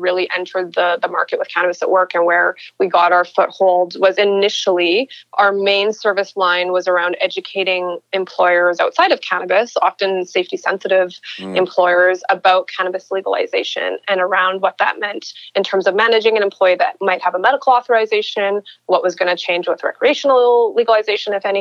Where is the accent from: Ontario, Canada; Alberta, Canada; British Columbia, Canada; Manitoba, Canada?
Alberta, Canada; Edmonton; I'm a girl from Edmonton, grew up in Edmonton, Alberta